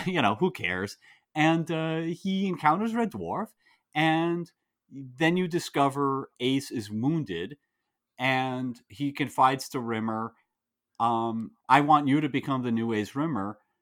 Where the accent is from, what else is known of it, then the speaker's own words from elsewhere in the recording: United States; as an American